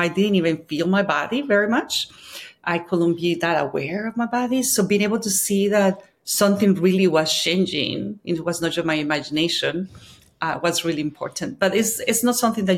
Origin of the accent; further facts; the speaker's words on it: Colombia; I'm from Colombia